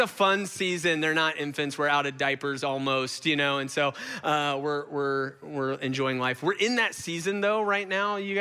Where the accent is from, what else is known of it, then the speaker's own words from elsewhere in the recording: Gwinnett, Georgia, United States; I grew up in Gwinnett.